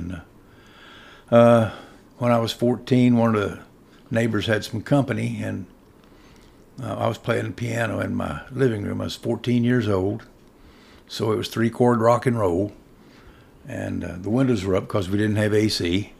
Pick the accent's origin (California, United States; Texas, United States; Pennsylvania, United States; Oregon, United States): Texas, United States; Corpus Christi; also born or lived in Austin / San Antonio / Houston; So, I called Corpus Christi my hometown, and I guess I was about 21